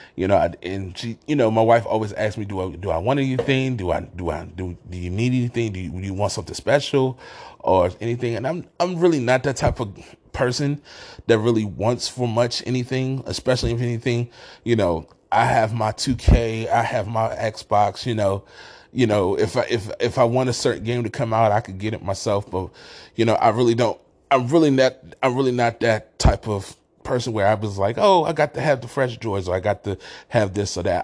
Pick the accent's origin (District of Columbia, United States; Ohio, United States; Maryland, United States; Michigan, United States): District of Columbia, United States; Washington; moved away as an adult; also born or lived in Council Bluffs, Iowa; now in Rochester, United States; I'm originally from Washington, D C.